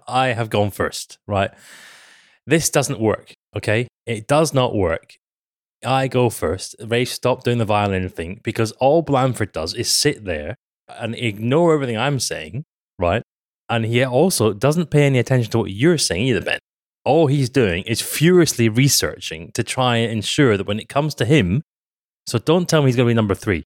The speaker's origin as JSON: {"language": "English", "country": "United Kingdom", "said": "we're British"}